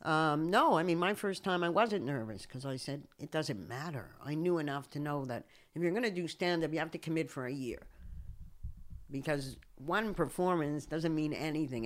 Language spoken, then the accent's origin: English; Canada; also born or lived in United States; now in Israel; I moved, I moved from Canada to the U S